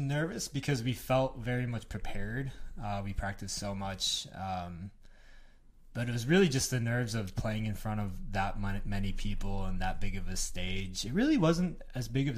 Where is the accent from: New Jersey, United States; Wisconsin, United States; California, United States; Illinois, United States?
Wisconsin, United States; West Bend; I grew up in West Bend, Wisconsin.